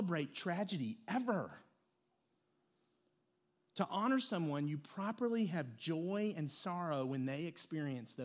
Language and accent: English; Lexington, Kentucky, United States; I grew up in Lexington, Kentucky